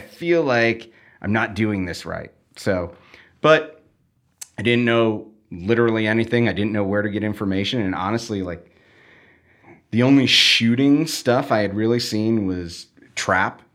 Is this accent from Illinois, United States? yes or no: yes; Chicago, Illinois, United States; where I grew up was basically where the city completely ends and you get into rural